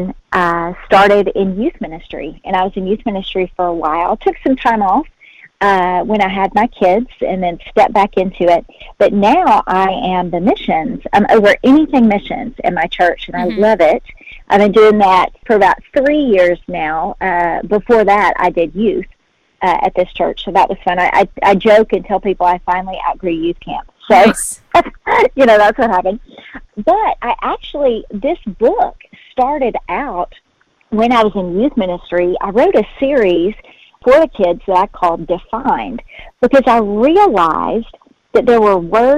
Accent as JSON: {"language": "English", "town": "Hopkinsville", "region": "Kentucky", "country": "United States", "tie": "born or raised there", "also_born_or_lived": "Birmingham, Alabama", "accent": "Southern", "said": "I actually ended up living in my hometown, which I never thought would happen. Mm-hmm. I grew up here in Hopkinsville"}